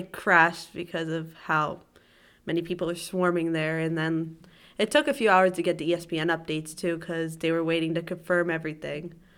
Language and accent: English; New York area, United States; I'm from the New York area